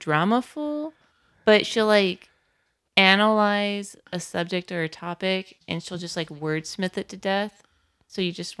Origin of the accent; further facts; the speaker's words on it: Northern California, United States; We're both from Northern California, too.